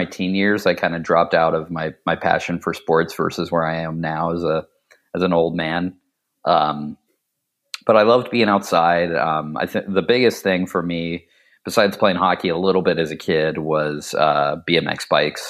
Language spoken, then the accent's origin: English; Ohio, United States; also born or lived in Pittsburgh, Pennsylvania; my family moved to Ohio when I was pretty young. So for the most part, I was in Ohio from about the age 7 to 19